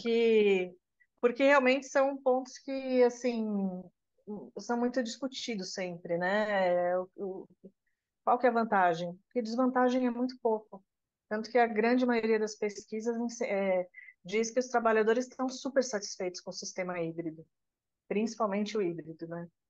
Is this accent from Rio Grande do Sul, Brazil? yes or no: no; São Paulo, Brazil; Eu sou de São Paulo